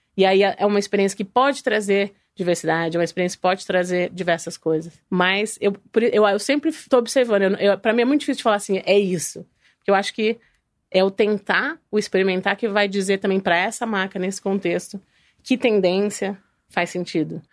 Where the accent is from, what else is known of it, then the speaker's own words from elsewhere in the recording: interior of São Paulo, Brazil; moved away as an adult; also born or lived in New York / Italy; sou do interior de São Paulo